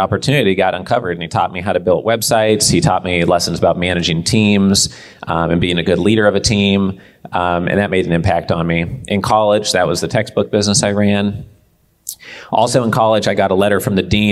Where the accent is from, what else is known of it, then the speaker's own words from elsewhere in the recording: Portland, Oregon, United States; So we grew up in Portland, Oregon, is where I spent most of my childhood.